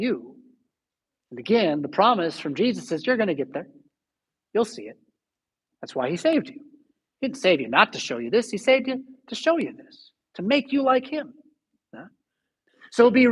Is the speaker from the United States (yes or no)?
yes; United States; us as American Christians